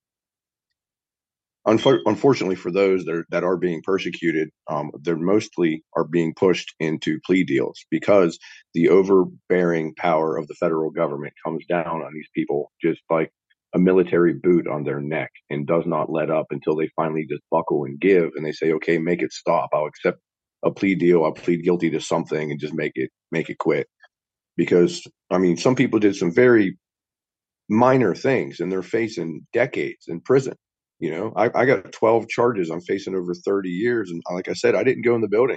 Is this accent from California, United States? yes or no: no; West Virginia, United States; I'm not from Alabama. I'm a West Virginia boy through and through, born and raised